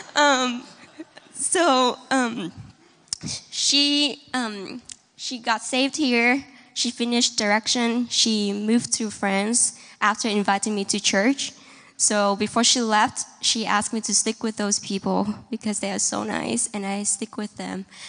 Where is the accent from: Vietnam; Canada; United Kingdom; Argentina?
Vietnam; now in Kansas City, United States; I'm from Vietnam